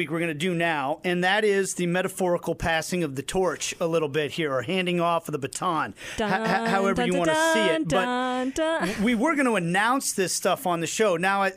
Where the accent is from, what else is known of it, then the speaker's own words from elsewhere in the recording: Kansas City, United States; to work for a first-class organization in my hometown like this